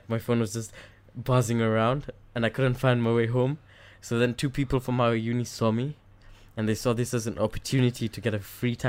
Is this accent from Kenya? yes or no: yes; Kenya; now in Switzerland; I know I'm from Kenya